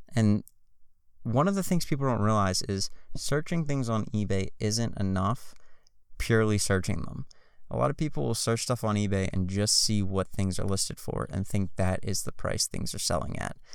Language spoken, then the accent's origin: English; Pittsburgh, Pennsylvania, United States; I'm from Pittsburgh